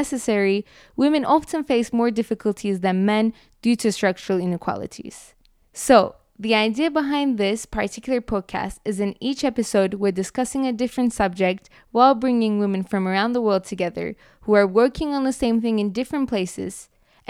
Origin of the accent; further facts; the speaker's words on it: Turkey; now in Geneva, Switzerland; from Turkey, and I study development at the Graduate Institute Geneva